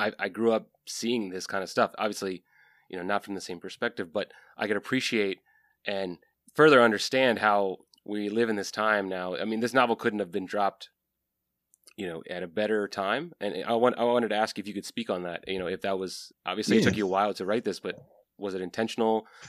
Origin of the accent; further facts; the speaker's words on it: Fredericksburg, Virginia, United States; I'm also from Virginia. I grew up in Fredericksburg.